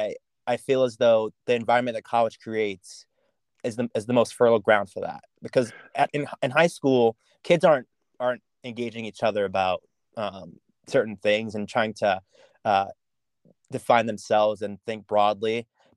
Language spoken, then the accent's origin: English; York, Pennsylvania, United States; born or raised there; accent: American; also born or lived in St. Thomas, Jamaica